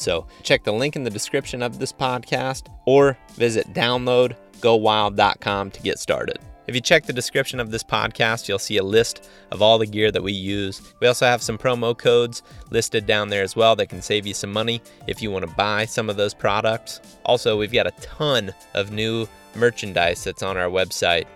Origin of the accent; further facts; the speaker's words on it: Ohio, United States; had grown up in my hometown and really only ever been in, you know, a couple different areas of Ohio